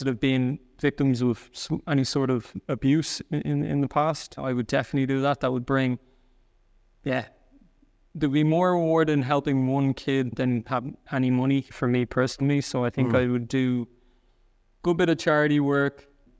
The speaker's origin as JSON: {"language": "English", "country": "Ireland", "accent": "soft Irish", "lives_now": "Germany", "said": "they think I'm from a different part because I have a bit of a softer Irish accent."}